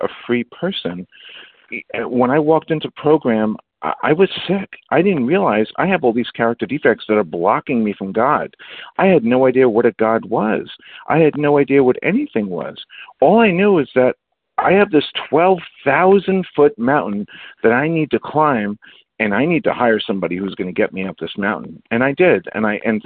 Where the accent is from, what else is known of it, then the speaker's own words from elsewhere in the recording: New York City, New York, United States; also born or lived in Bronx / Queens; I'm from New York City